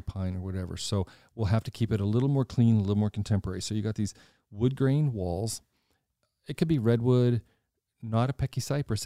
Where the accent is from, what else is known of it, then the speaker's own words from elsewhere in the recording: Washington, District of Columbia, United States; moved away as an adult; now in Lancaster, United States; I grew up in Washington. I grew up in the city.